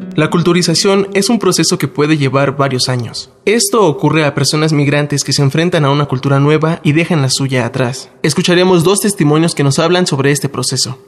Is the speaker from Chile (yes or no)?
no; Mexico; moved away as an adult; now in Spain; soy mexicano y llevo aproximadamente tres años y medio viviendo en España